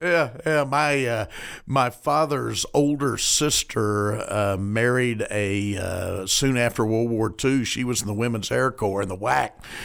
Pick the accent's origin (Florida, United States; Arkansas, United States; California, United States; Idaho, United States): Arkansas, United States; Arkadelphia; my hometown of Arkadelphia